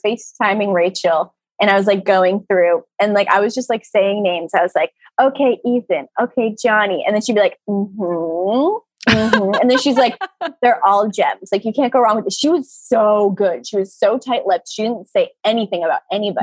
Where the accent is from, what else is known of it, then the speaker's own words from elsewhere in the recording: Rhode Island, United States; I'm from Rhode Island